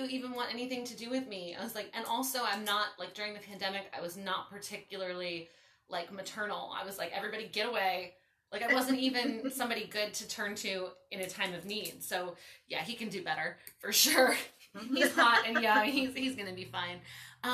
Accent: Baltimore, Maryland, United States; moved away as an adult; now in California, United States; I grew up in Baltimore

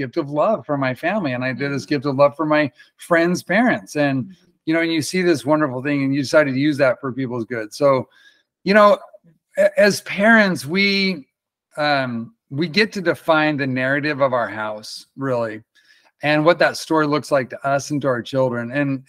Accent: New York City, New York, United States; I grew up in the Bronx and I didn't have any support. And then I moved out of town

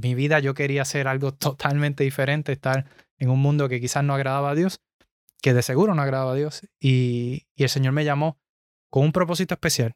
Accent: Puerto Rico; moved away as an adult; now in United States; yo soy de Puerto Rico. Eh, nacido y criado allá

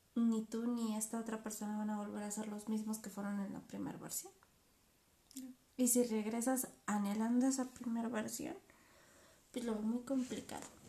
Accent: Mexico; nosotros somos mexicanas, otra cultura, otra idea

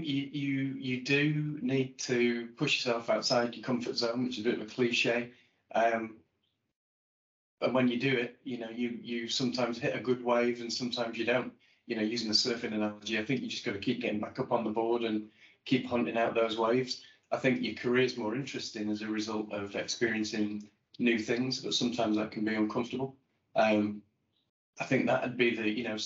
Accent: Blackpool, North West England, United Kingdom; When I grew up in Blackpool, I was big on ice skating

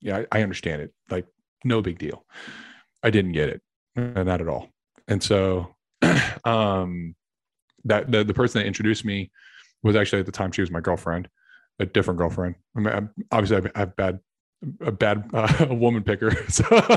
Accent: Clarksville, United States; now in Dallas, United States; I live in outside Dallas, and I'm from Clarksville, where my family's from

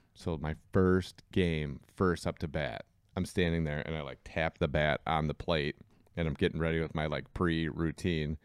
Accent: Berkeley, Michigan, United States; also born or lived in Kalamazoo, Michigan; I grew up in Berkeley. I played soccer where, like, the city of Berkeley didn't even have youth soccer.

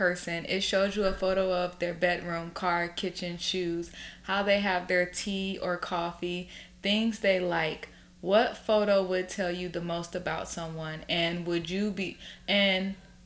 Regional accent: New York, United States; us New Yorkers

